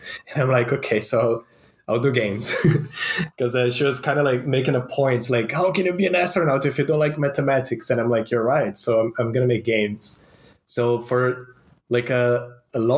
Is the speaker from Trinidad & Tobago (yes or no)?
no; Brazil; moved away; I'm originally from Brazil